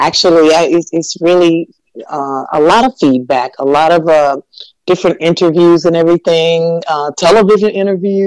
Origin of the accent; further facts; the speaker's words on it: Atlanta, Georgia, United States; I was born here in Atlanta, Georgia